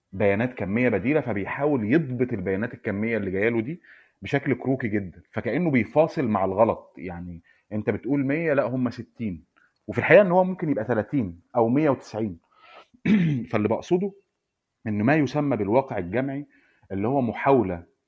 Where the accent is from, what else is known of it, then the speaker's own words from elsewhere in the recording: Egypt; عندنا في مصر